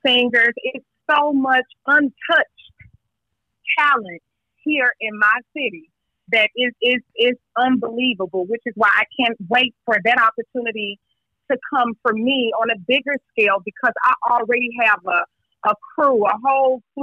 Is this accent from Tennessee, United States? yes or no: yes; Memphis, Tennessee, United States; I grew up in White Haven